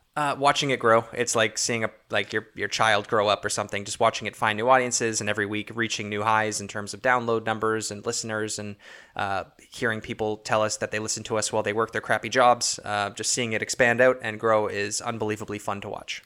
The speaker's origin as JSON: {"language": "English", "town": "Toronto", "region": "Ontario", "country": "Canada", "said": "we're from Toronto, Ontario"}